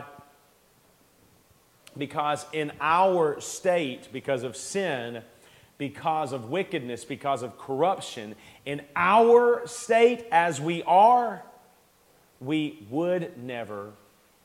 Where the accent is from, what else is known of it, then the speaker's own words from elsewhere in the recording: United States; We love our freedom as Americans